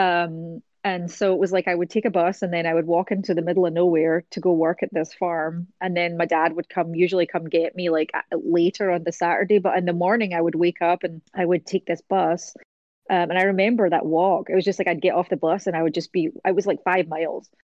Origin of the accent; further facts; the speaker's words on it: Scotland, United Kingdom; moved away as an adult; also born or lived in America; now in United States; as a Scottish person